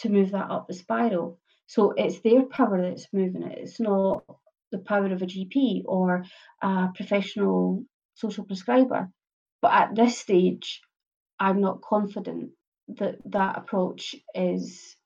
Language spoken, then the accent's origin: English; Glasgow, Scotland, United Kingdom; I'm a Glaswegian. We always talk in stories